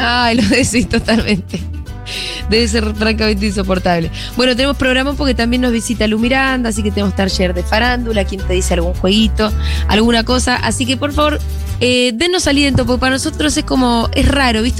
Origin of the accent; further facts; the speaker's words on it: Argentina; somos argentinos, acá decimos